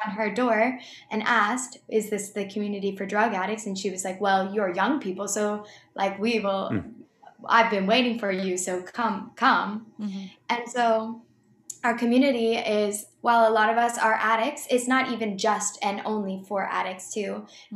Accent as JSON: {"language": "English", "town": "Boston", "region": "Massachusetts", "country": "United States", "moved": "yes", "lives_now": "St. Augustine, United States", "said": "I'm from Boston area"}